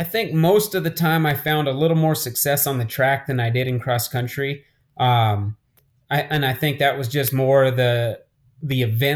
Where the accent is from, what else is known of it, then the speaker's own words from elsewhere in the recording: Albuquerque, New Mexico, United States; I grew up here in Albuquerque.